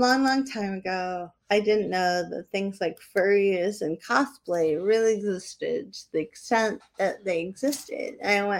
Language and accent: English; New England, United States; I am stupid and from New England